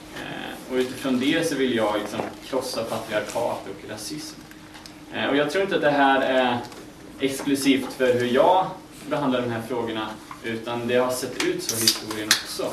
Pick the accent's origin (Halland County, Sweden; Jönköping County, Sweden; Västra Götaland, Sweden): Västra Götaland, Sweden; Västergötland; now in Uppsala, Sweden; Jag kommer från Västergötland om det är någon som undrar var dialekt kommer ifrån